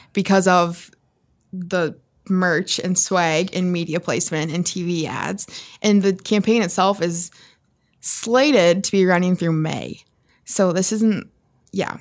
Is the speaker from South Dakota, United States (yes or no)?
yes; South Dakota, United States; moved away; from my hometown on my high school football field